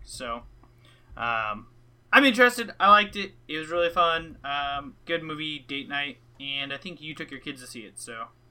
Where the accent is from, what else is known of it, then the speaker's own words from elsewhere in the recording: Alaska, United States; moved away; So I was born in Alaska.